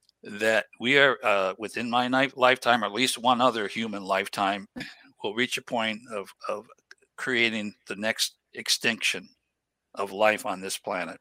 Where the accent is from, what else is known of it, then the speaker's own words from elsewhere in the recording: New England, United States; I grew up in New England area